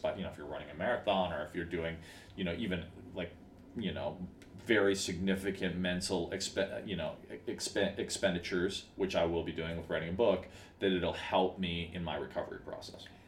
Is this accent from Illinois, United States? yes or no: yes; Chicago, Illinois, United States; now in Los Angeles, United States; I grew up in Chicago